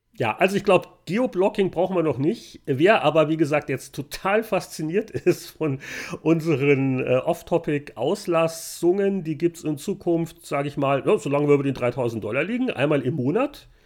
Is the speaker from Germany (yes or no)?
yes; Bavaria, Germany; now in Victoria; bei uns in Bayern